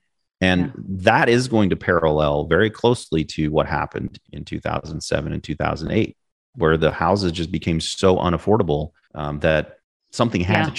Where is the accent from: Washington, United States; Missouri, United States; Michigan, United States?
Missouri, United States; Kansas City; I mean, I grew up in Kansas City, not sexy. It's hot as what in the summer, and it's cold as you know what in the winter.